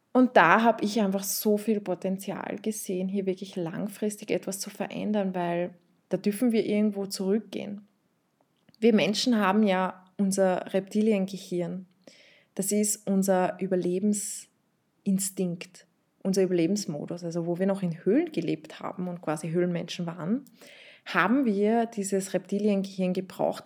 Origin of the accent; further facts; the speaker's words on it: Vienna, Austria; ich bin in Wien aufgewachsen, in Österreich